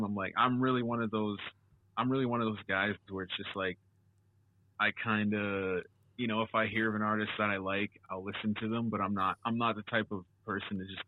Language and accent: English; Canada; I'm Canadian